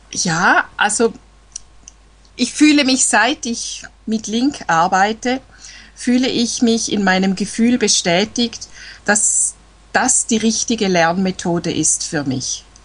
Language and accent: German; Eastern Switzerland, Switzerland; Ich komme aus der Schweiz, aus der Ostschweiz, nahe beim Bodensee.